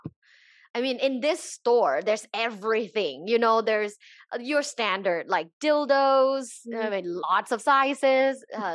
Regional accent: Bangkok, Thailand; now in Los Angeles, United States; I am originally from Thailand. So I was born and raised in Bangkok, Thailand.

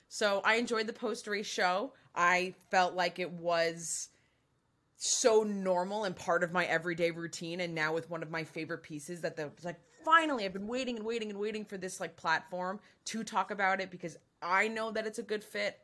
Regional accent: United States; as an American fan

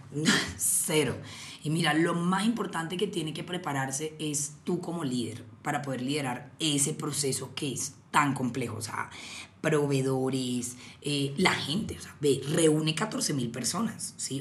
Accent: Cartagena, Bolívar, Colombia; yo soy de Cartagena

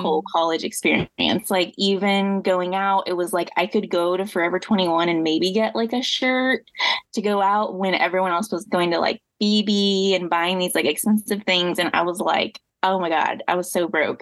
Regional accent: Midwest, United States; moved away as an adult; also born or lived in Louisiana; I grew up in the Midwest, and so that has its own style.

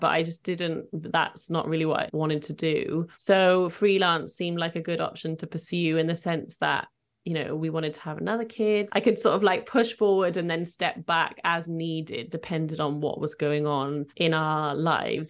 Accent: Cardiff, Wales, United Kingdom; I was born in Cardiff, so where I currently live.

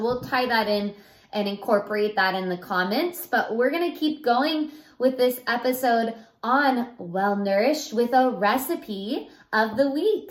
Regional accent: Central Valley, California, United States; we are literally from the Central Valley, mm-hmm. um, and that's where we live

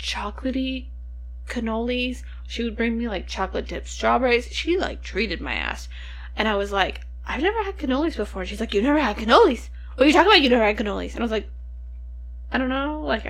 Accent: United States; I'm a fat American.

